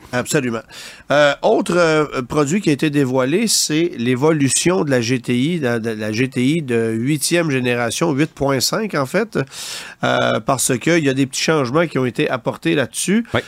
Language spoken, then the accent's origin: French; Canada; chez nous au Canada